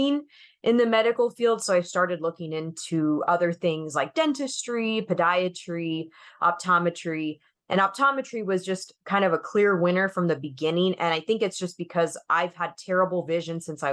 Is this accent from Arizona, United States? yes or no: yes; Arizona, United States; I moved back to my hometown in Arizona, and I just joined my childhood optometrist